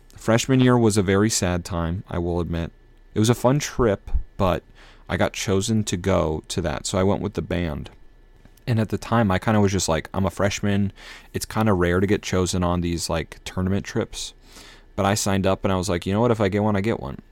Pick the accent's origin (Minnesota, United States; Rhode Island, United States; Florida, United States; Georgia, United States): Minnesota, United States; also born or lived in New England; now in Massachusetts, United States; the Midwest vibes that I like and I, I grew up with in Minnesota